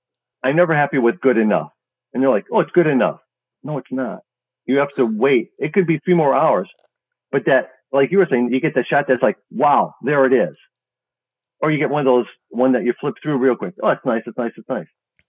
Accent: Chicago, Illinois, United States; I'm from Chicago, and it's just great.

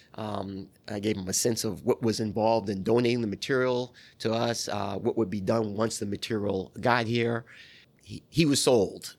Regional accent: New York, United States; moved away as an adult; also born or lived in Atlanta; I'm from New York

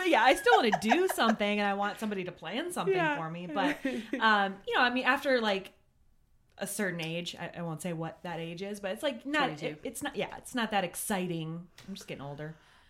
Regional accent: Minnesota, United States; moved away; I'm proud Minnesotan

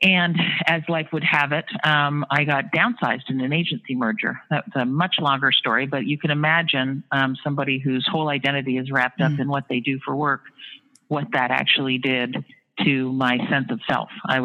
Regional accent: Sarnia, Ontario, Canada; moved away as an adult; also born or lived in Toronto, Ontario, Canada; now in New York City, United States; I was born in Sarnia, Ontario, Canada, went to school in Toronto.

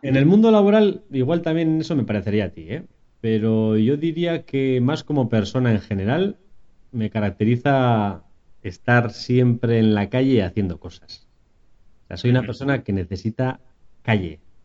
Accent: Vitoria-Gasteiz, Basque Country, Spain; now in San Sebastián, Spain; también soy de Vitoria, pero hace tiempo que me escapé a San Sebastián

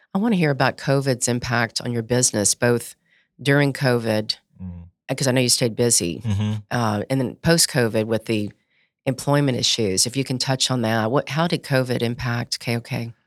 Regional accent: Baton Rouge, Louisiana, United States; I grew up in Baton Rouge

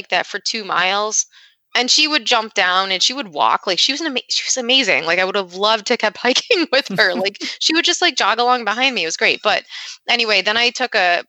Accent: Rochester, New York, United States; I'm from Rochester, New York

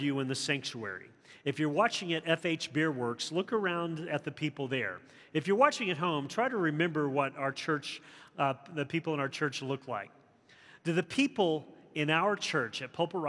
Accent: the South, United States; growing up in the South during the turbulence of the 60s

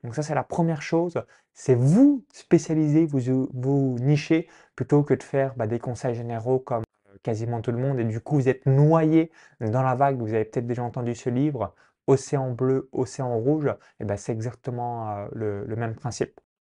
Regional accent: a farm 20 km from Chalon-sur-Saône, Bourgogne-Franche-Comté, France; j'ai grandi dans une ferme agricole à 20 km de Chalon-sous-Saône, donc dans un petit village

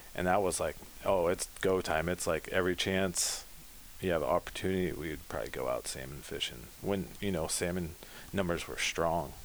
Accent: Pacifica, California, United States; blessed to be born in Pacifica

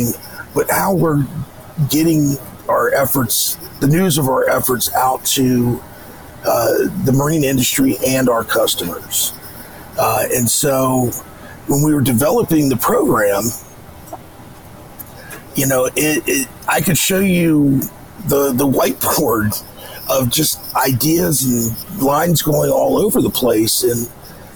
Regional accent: United States; I grew up on the Potomac

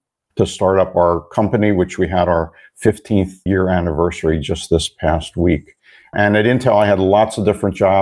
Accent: Philadelphia, Pennsylvania, United States; moved away as an adult; now in Phoenix, United States; I was born and raised in the Philadelphia area

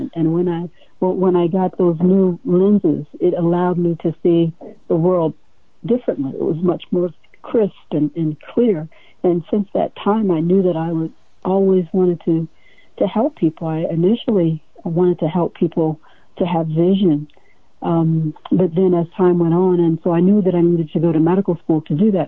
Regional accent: a small town in Ohio, United States; moved away as an adult; now in Hawaii, United States; I was born and reared in the Midwest, a small town in Ohio

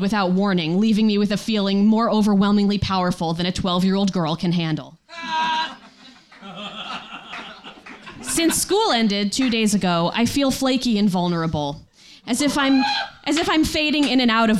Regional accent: Connecticut shoreline, United States; I grew up on the Connecticut shoreline

